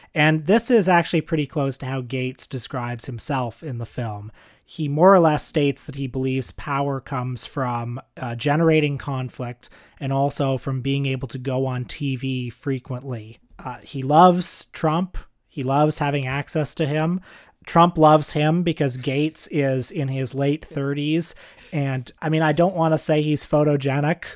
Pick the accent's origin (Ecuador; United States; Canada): Canada; we're Canadian